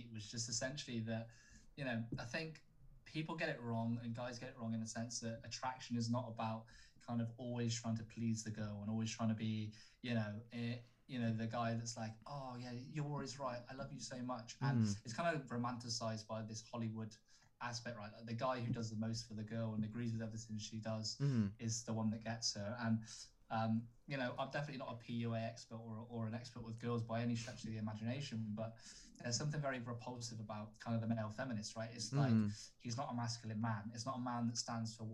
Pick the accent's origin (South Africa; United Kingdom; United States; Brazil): United Kingdom; We're quite reserved in who we are as British people